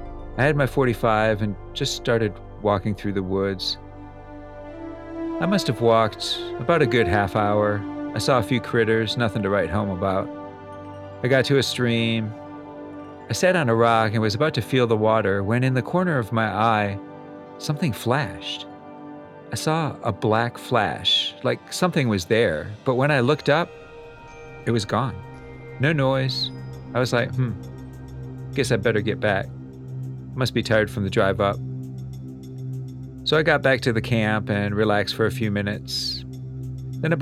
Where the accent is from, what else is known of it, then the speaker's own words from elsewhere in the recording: California, United States; Now, I'm born and raised in the Bay Area of California. City life, in other words.